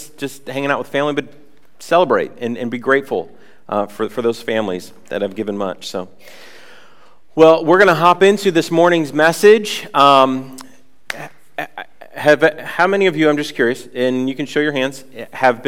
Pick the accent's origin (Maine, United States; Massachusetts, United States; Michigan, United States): Massachusetts, United States; Worcester; moved away as an adult; also born or lived in Atlanta, Georgia / Northampton; we moved from Worcester, our hometown, down to Atlanta, Georgia